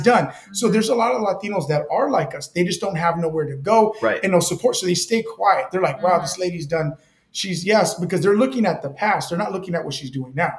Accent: Delano, California, United States; now in Bakersfield, United States; I was born in Delano.

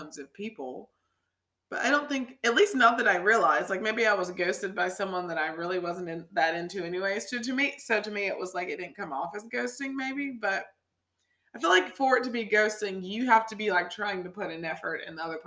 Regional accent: United States; born or raised there

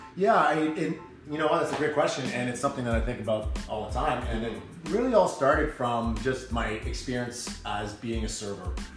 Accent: Ottawa, Ontario, Canada; also born or lived in Gloucester, Ontario / Orleans, Ontario; I grew up in Ottawa, um, born in uh, Gloucester

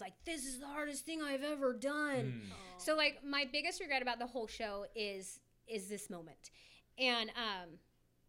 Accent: Auburn, California, United States; I'm from Auburn

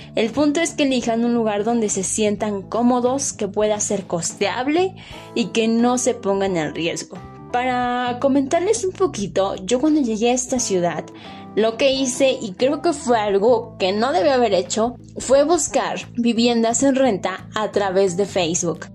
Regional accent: a small community in the state of Puebla, Mexico; moved away; yo provengo de una comunidad pequeña ubicada en el estado de Puebla, aquí en México, y mi vida se resumía en solo ir de casa a la escuela y viceversa

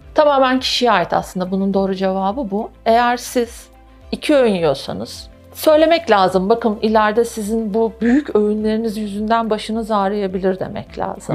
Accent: Turkey; Türkler olarak

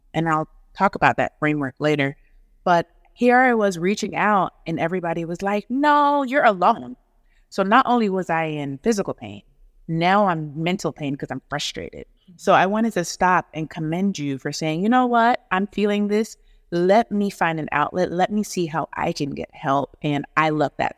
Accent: Atlanta, Georgia, United States; born or raised there; also born or lived in Negril, Jamaica / Huntsville, Alabama / Nashville, Tennessee / New York

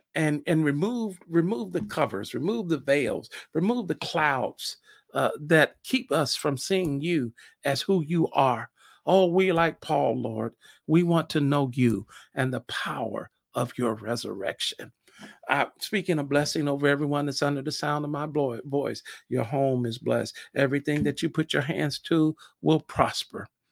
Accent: Fort Wayne, Indiana, United States; moved away as an adult; now in Indianapolis, United States; Fort Wayne, Indiana, my hometown

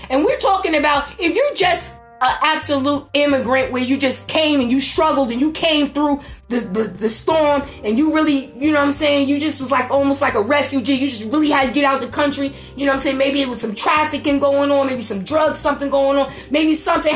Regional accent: United States; I'm black and I'm fucking beautiful and I'm fucking American

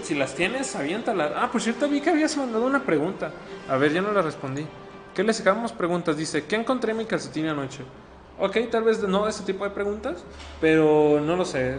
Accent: Guadalajara, Jalisco, Mexico; soy de aquí de Guadalajara

